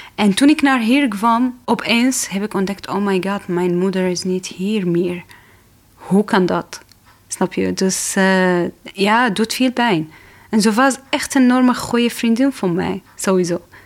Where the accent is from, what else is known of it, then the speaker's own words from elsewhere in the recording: Damascus, Damascus Governorate, Syria; Dutch is a second language; moved away as an adult; now in Netherlands; Ik kom uit Syrië. Ik ben geboren in Damascus, de hoofdstad in Syrië met een leuke familie.